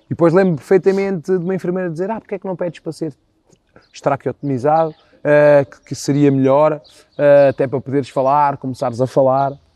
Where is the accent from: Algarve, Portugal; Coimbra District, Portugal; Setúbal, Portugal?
Setúbal, Portugal; Moita; do grupo Focados do Presidente da Moita, uh, que é o grupo da minha terra